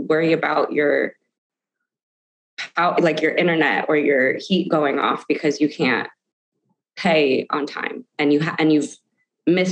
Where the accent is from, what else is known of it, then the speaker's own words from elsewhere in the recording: New Canaan, Connecticut, United States; I have friends that I grew up with in New Canaan, Connecticut, who've known me my whole life